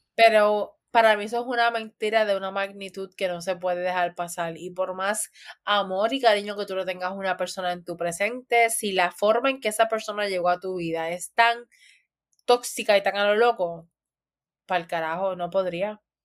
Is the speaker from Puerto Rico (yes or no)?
yes; Puerto Rico; así vivimos los de Puerto Rico